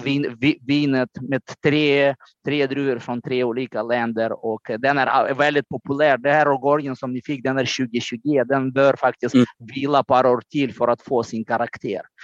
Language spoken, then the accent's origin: Swedish; Moldova; Swedish is a second language; now in Höga Kusten, Sweden; min hemland Moldavien